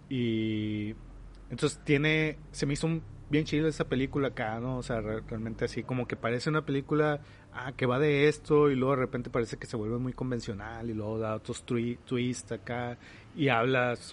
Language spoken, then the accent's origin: Spanish; Mexico; más lo mexicano, he identificado como mexicano toda la vida.